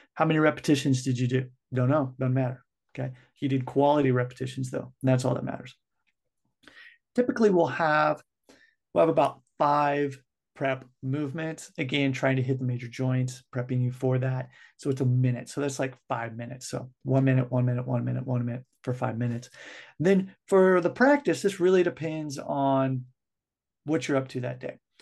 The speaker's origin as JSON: {"language": "English", "country": "United States", "also_born_or_lived": "Japan", "said": "I'm from the United States"}